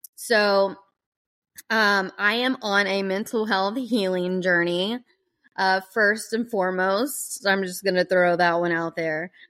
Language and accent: English; Georgia, United States; I grew up in the South, on the East Coast, in Georgia